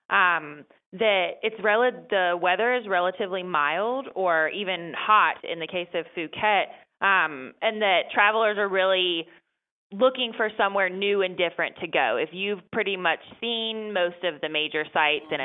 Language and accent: English; North Carolina, United States; moved away as an adult; now in Washington, D.C., United States; I was raised in North Carolina